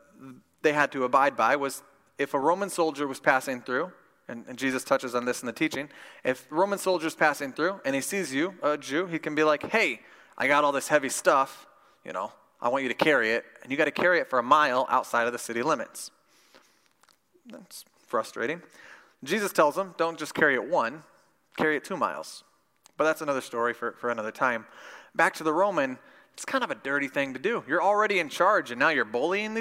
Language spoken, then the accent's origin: English; Midwest, United States; I grew up in Midwest Bible Belt Christianity